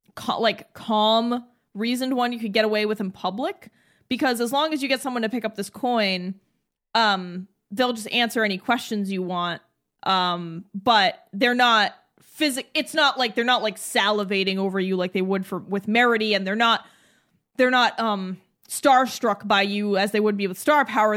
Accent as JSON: {"language": "English", "region": "New England", "country": "United States", "said": "We're from New England."}